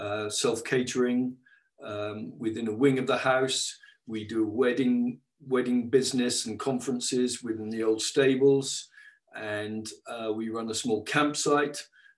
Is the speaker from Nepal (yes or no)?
no; England, United Kingdom; we came from England, arriving into a Mid Wales valley